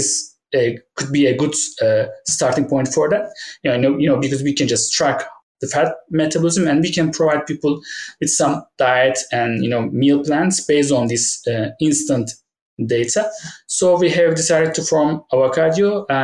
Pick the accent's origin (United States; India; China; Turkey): Turkey; moved away as an adult; also born or lived in United Kingdom; go back to Turkey, where my hometown is.